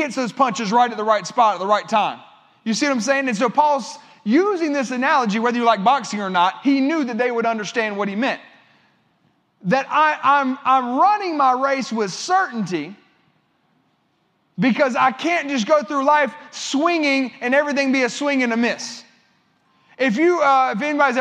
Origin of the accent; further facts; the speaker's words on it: United States; as an American